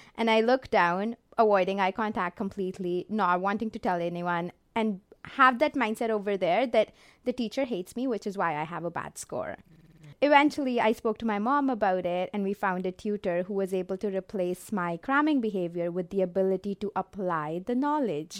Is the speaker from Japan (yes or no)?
no; Jalandhar, Punjab, India; moved away as an adult; now in Canada; I was born and raised in Jolander, India